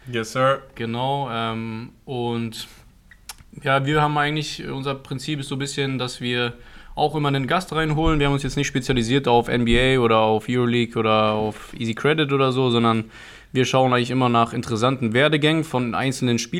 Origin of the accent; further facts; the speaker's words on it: Germany; als Deutscher waren wir natürlich auch.